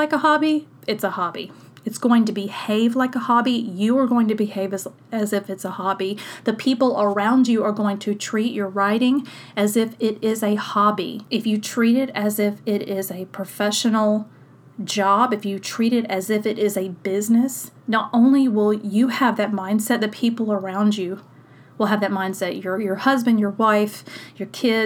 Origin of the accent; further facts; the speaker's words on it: South Mississippi, United States; I grew up in South Mississippi